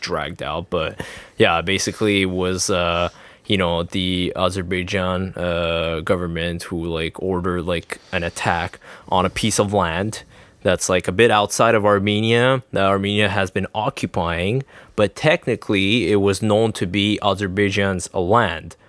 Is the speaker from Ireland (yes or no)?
no; Quebec, Canada; I'm Canadian or Quebec